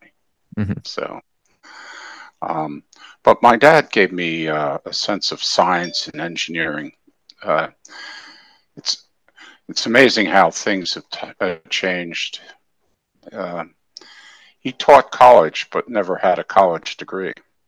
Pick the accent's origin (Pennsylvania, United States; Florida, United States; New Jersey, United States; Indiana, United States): Pennsylvania, United States; Philadelphia; moved away as an adult; now in Southern Maryland, United States; I grew up in the Philadelphia area. I was born and raised there.